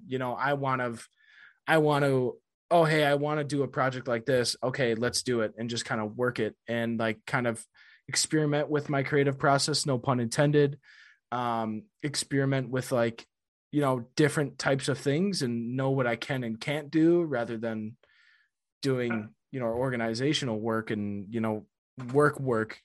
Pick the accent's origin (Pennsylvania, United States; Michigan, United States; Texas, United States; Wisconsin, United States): Wisconsin, United States; I'm from Wisconsin